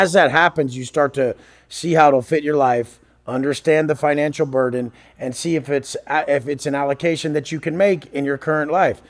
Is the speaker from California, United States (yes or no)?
yes; Oceanside, California, United States; I grew up in Oceanside, Oceanside, California. It's a part of San Diego